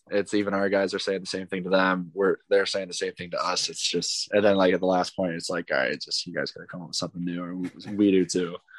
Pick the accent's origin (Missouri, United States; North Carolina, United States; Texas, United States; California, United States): Missouri, United States; St. Louis; I'm from St. Louis, so I watched the Blues for a bit